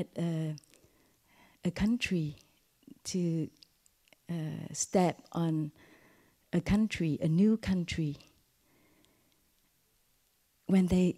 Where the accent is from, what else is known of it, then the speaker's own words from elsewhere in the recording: Vietnam; moved away; also born or lived in France; I was born in Vietnam during the war, and I arrived at France in 1983 as a refugee with my family